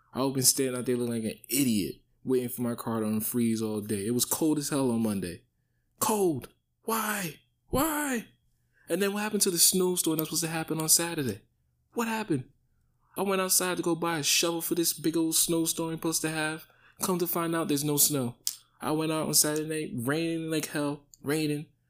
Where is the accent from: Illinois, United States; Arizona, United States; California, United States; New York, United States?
New York, United States; New York City; I grew up in the Bronx, but high school was in the suburbs